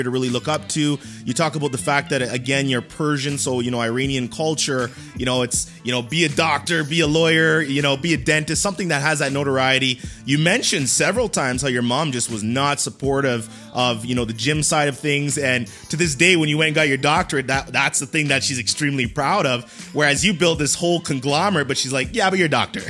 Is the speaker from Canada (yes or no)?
yes; Canada; I'm Canadian